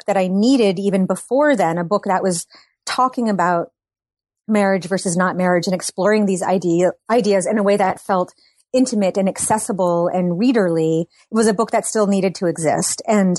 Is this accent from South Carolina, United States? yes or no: no; Massachusetts, United States; now in Brooklyn, United States; I live in Brooklyn, New York. I grew up in Massachusetts